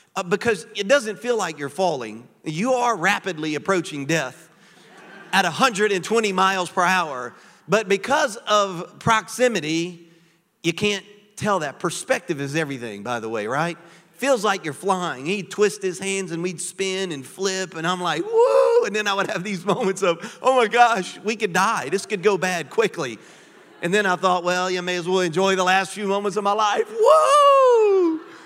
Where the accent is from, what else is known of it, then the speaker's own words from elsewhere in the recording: Louisiana, United States; moved away as an adult; now in Florida, United States; I am originally from Louisiana. Cajuns.